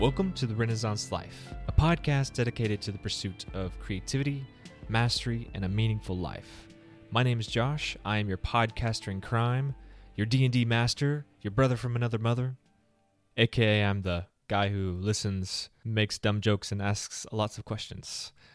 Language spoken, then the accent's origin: English; the South, United States; I'm from the South